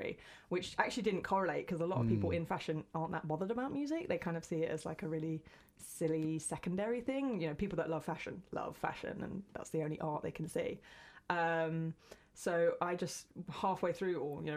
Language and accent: English; West Sussex, South East England, United Kingdom; moved away as an adult; now in Brighton, United Kingdom; I didn't grow up here. I grew up further in West Sussex, in the middle of absolutely nowhere, like in the middle of the countryside.